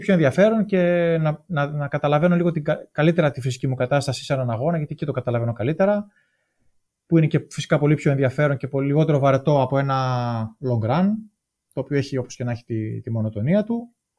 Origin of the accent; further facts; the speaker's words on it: Thessaloniki, Central Macedonia, Greece; moved away as an adult; Γεννήθηκα το 1975 στη Θεσσαλονίκη και μεγάλωσα εκεί στη Θεσσαλονίκη